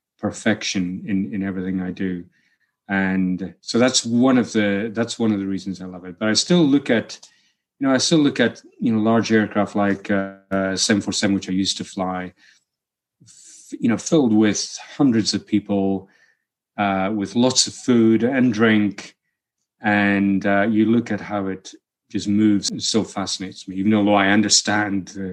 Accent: Helmsdale, Scotland, United Kingdom; now in New Mexico, United States; the village that I was brought up in Helmsdale

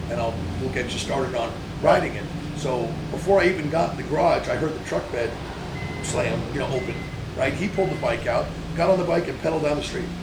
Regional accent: California, United States; Oh, so I grew up in San BMX was- Valley, it was

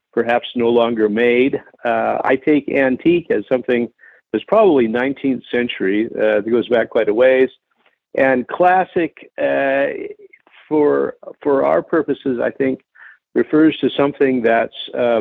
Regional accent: Portland, Oregon, United States; now in Bend, United States; I grew up in Portland, Oregon

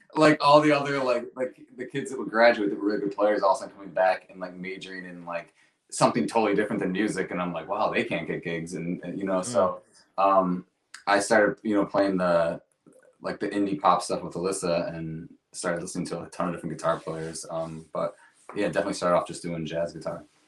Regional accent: Rochester, United States; we're both from Rochester

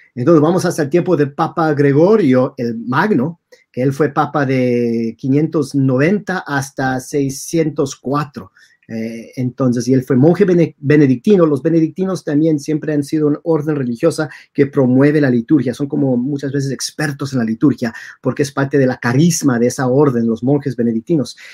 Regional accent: Texas, United States; also born or lived in El Paso; nací en Texas, mis papás son de México, ah, todos mis parientes de México, entonces ahí tengo la, cultura norteña de México

